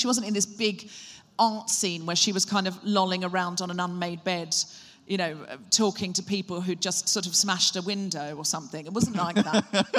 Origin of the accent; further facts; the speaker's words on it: Gold Coast, Queensland, Australia; also born or lived in Brisbane; I was born in Brisbane, Australia. That's right. My accent comes and goes. I moved to the Gold Coast when I was 4.